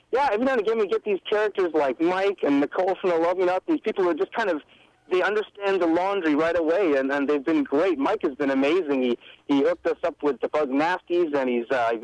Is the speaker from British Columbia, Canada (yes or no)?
yes; Victoria, British Columbia, Canada; moved away; also born or lived in Buenos Aires; when you're a kid growing up in Victoria